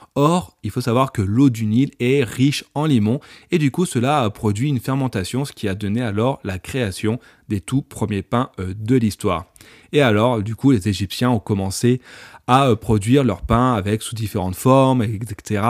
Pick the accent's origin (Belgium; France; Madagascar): France; je suis français